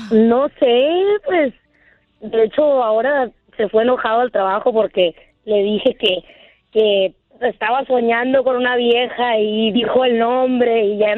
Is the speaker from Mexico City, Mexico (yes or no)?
no; San Luis Río Colorado, Sonora, Mexico; Entonces yo soy de San Luis